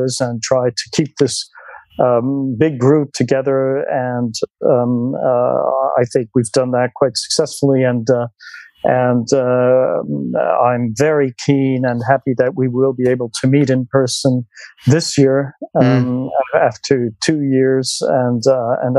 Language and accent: English; Lucerne, Switzerland; now in Zurich, Switzerland; I am from Switzerland, and I was born in Lucerne, which is in the central part of Switzerland, on Lake Lucerne in 1959